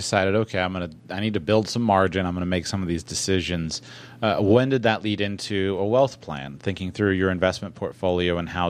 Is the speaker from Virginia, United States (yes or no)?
no; Florida, United States; I'm born and raised in Florida. I live in West Palm Beach.